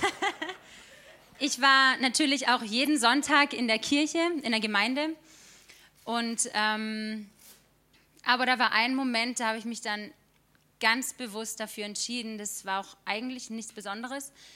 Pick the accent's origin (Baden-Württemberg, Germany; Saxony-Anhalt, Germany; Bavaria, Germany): Baden-Württemberg, Germany; Stühlingen; moved away as an adult; now in Karlsruhe, Germany; ich bin 25 Jahre alt und ich bin in Stühlingen geboren worden